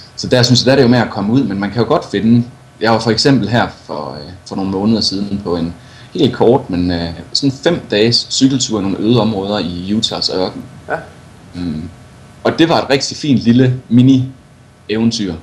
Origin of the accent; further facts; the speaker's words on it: Viborg, Central Denmark Region, Denmark; moved away as an adult; now in Colorado, United States; født og opvokset i, øh, født og opvokset i Viborg